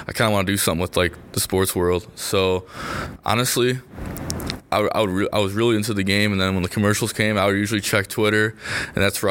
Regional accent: New Lenox, Illinois, United States; I'm from New Lenox, Illinois

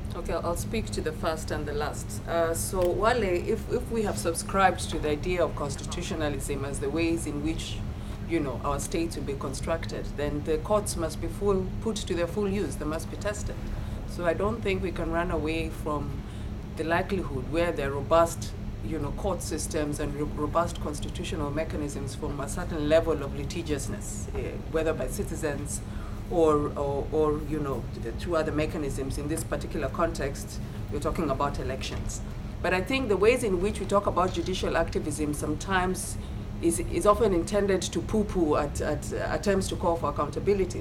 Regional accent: Kenya; as a Kenyan and as a scholar

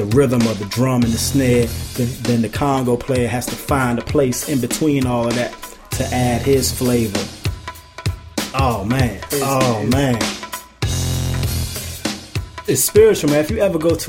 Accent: Washington, District of Columbia, United States; I'm from Southeast

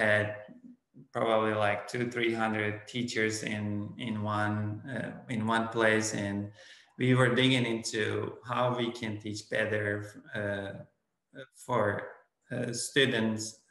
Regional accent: Turkey; first language Turkish; English is a second language; moved away as an adult; now in Oklahoma, United States; I am originally from Turkey, and I grew up in Turkey until my graduate years from college.

